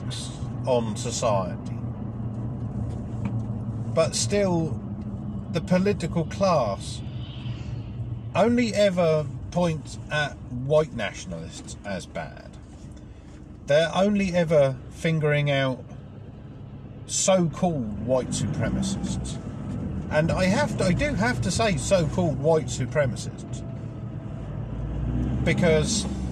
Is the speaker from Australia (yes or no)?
no; England, United Kingdom; I'm English